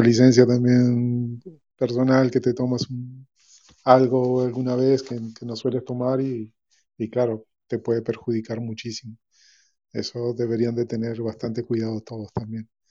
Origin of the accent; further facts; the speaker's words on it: Uruguay; now in Spain; Yo soy de Uruguay, hace 30 años que vivo aquí